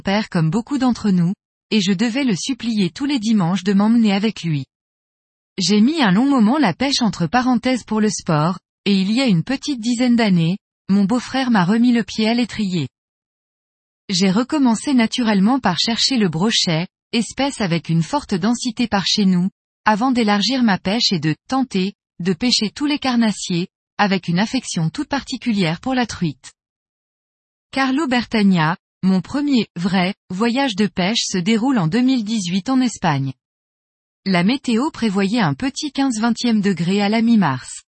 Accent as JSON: {"language": "French", "town": "Metz", "region": "Grand Est", "country": "France", "said": "je suis de Metz en Moselle, est de la France"}